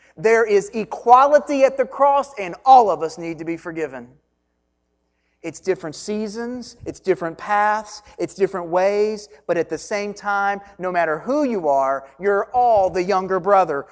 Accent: Hancock County, Kentucky, United States; I grew up in just the other side of Breckenridge County in Hancock County, Kentucky

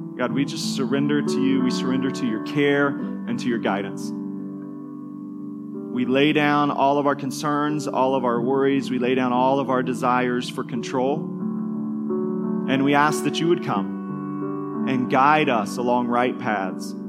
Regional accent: Kansas, United States; an elementary school kid, we grew up in Kansas

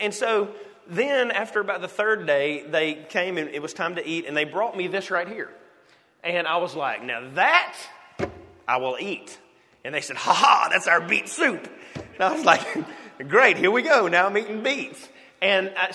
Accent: United States; we're from America

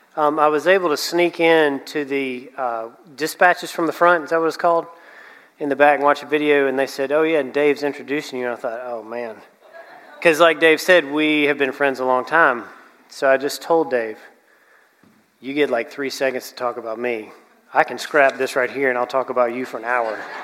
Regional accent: Anderson, South Carolina, United States; I'm from Anderson

